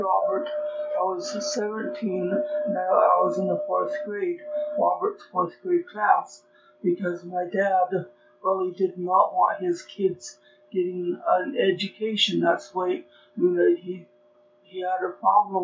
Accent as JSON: {"language": "English", "region": "Chihuahua", "country": "Mexico", "tie": "born or raised there", "also_born_or_lived": "California", "moved": "as an adult", "lives_now": "Utah, United States", "said": "I was born in Mexico. I was born in Chihuahua, and I lived in Mexico for 17 years."}